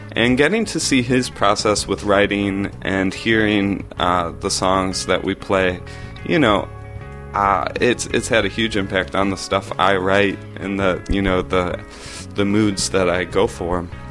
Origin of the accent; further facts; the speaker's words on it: Pittsford, New York, United States; I grew up in Rochester, New York, um, in a suburb of Rochester called Pittsford